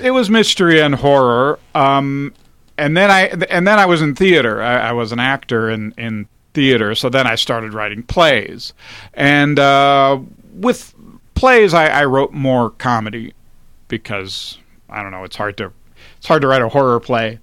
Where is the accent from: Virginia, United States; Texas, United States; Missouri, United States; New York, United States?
Virginia, United States; Alexandria; also born or lived in Washington, D.C.; I was born in Washington, D C, and I grew up in Alexandria, Virginia.